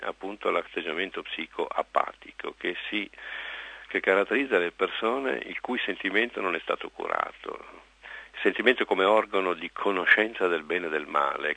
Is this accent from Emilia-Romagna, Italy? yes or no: no; Monza, Lombardy, Italy; sono nato a Monza, capitale della Brianza, conosco benissimo questa tribù